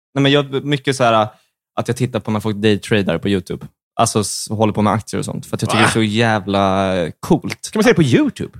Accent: outside Stockholm, Stockholm County, Sweden; Jag kommer från Stockholm, fast utanför

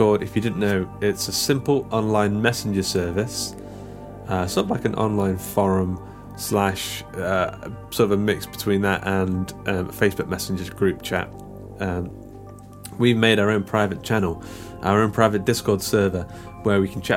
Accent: Mansfield, East Midlands, United Kingdom; the local comic book shop in my hometown of Mansfield

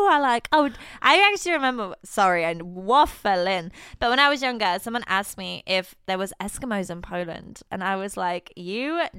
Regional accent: Scotland, United Kingdom; I am Scottish.

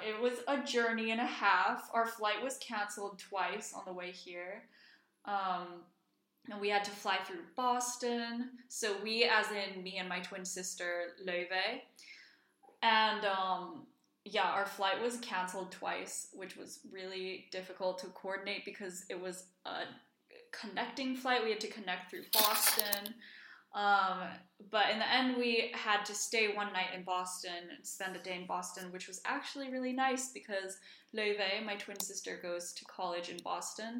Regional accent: Reykjavik, Capital Region, Iceland; moved away; also born or lived in Washington, D.C.; I grew up in Iceland. I was born in Reykjavik, born and raised

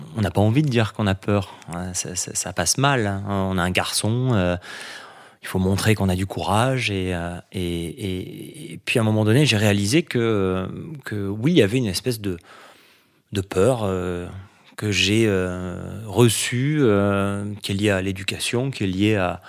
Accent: Nice, Provence-Alpes-Côte d'Azur, France; j'ai grandi à Nice, parce que j'ai toujours vécu au bord

